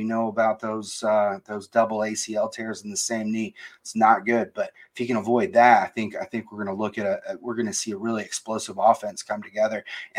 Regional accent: Florida, United States; also born or lived in Columbus, Ohio; I grew up in Florida. I moved to Columbus for a couple of years when I was in elementary school

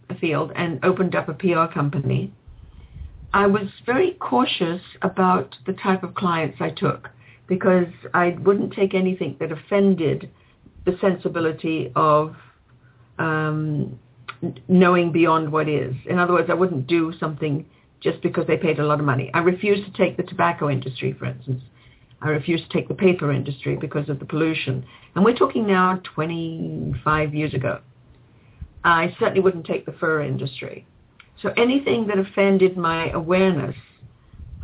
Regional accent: England, United Kingdom; now in Canada; I grew up in England

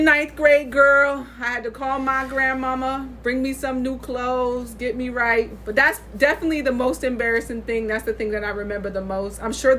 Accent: Saratoga Springs, New York, United States; So I am from Saratoga Springs. So what food would we be? we would probably be a pound cake because it's bland.

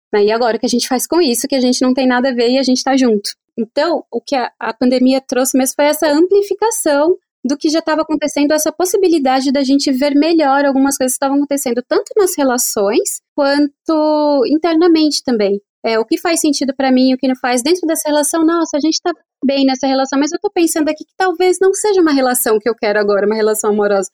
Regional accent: Brazil; also born or lived in São Paulo; a gente, enquanto brasileiro

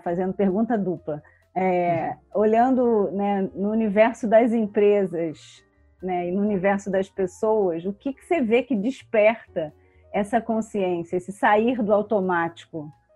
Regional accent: Rio de Janeiro, Brazil; eu sou carioca

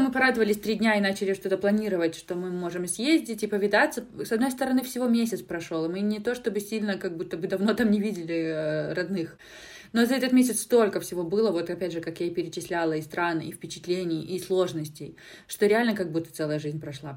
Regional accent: Minsk, Belarus; moved away as an adult; now in Lithuania; из Беларуси, там, да, из Минска

